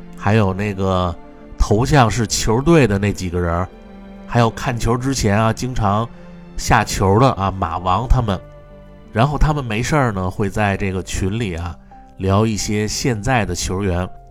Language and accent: Chinese; Beijing, China; accent: Beijing dialect; moved away; also born or lived in United Kingdom; 我们北京话啊，这就叫局气